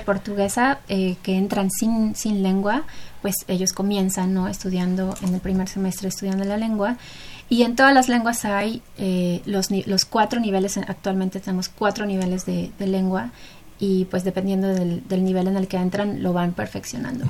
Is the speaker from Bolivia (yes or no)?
no; Mexico; nuestra cultura mexicana como mexicanos